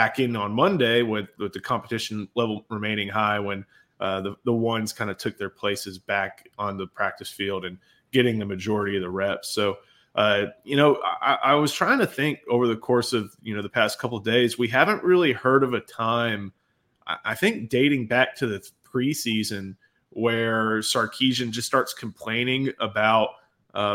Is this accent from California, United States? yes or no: no; Houston, Texas, United States; growing up in Houston